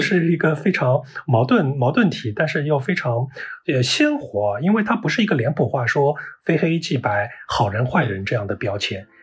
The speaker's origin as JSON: {"language": "Chinese", "region": "Shanghai", "country": "China", "tie": "born or raised there", "said": "我小时候所出生长大的那个区域啊，是上海最老的老城乡，就是上海的县城的这个发源地，所谓的石榴铺啊，外滩靠得都非常近，城隍庙"}